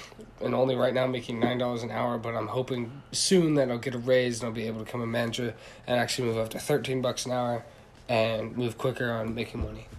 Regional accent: Shinjuku, Tokyo, Japan; So I was born in Shinjuku, Japan, and that's where I grew up and actually where I was raised.

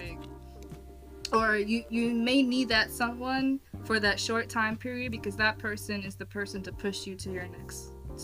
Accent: New York City, New York, United States; moved away; I'm from New York, born and raised. I moved, but I'm from New York City

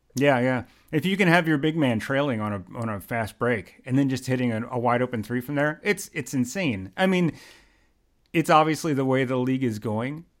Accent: Philadelphia, Pennsylvania, United States; now in New York, United States; in Philly because I always feel like it goes further in my hometown

